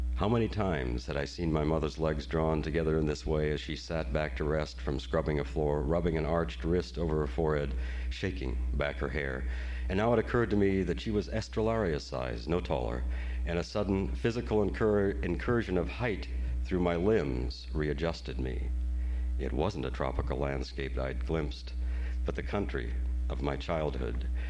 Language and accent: English; Great Plains, United States; I am from the Great Plains. I'm grateful to God for the Great Plains because I was born there.